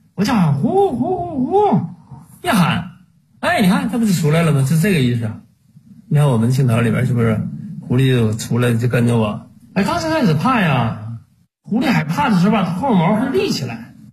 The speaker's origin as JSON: {"language": "Chinese", "area": "Changbai Mountain", "region": "Jilin", "country": "China", "tie": "born or raised there", "said": "我们吉林省， 我家乡"}